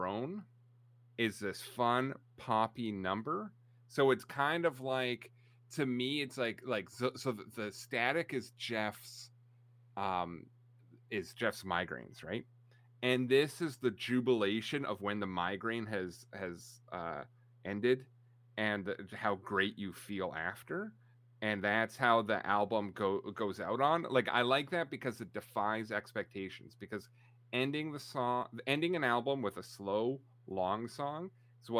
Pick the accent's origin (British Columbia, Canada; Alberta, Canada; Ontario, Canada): British Columbia, Canada; Vancouver; moved away; I was born in Vancouver.